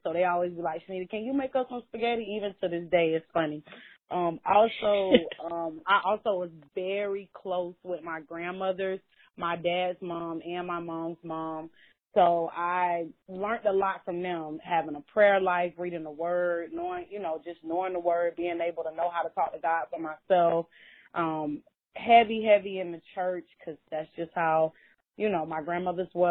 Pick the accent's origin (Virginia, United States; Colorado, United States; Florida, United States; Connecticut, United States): Florida, United States; Orlando; I grew up in Orlando, Florida, mainly.